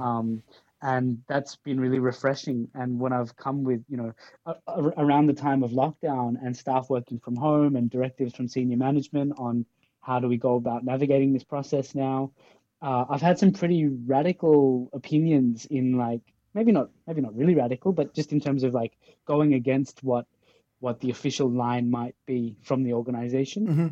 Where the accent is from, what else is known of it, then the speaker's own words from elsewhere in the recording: Australia; also born or lived in Pakistan; now in Denmark; I'm from Australia, so I come from a colonized country in a way, yeah. but I'm I'm a migrant from Pakistan along the way